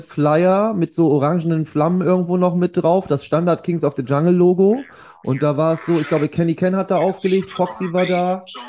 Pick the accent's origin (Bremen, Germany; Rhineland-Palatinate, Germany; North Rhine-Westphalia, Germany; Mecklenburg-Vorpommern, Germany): Bremen, Germany; Bei uns in Bremen gab es ja den Lifeline Record Store